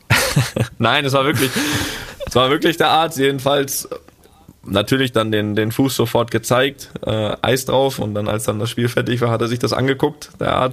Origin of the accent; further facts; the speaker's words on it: Rostock, Mecklenburg-Vorpommern, Germany; Da, wo wir ja als, ja, als Jugendliche in Rostock immer trainiert haben, täglich.